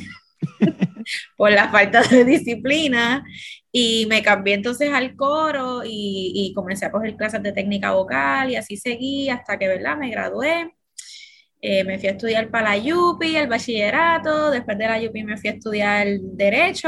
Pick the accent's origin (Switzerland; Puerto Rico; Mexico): Puerto Rico; Gurabo; soy del pueblo de Gurabo, Puerto Rico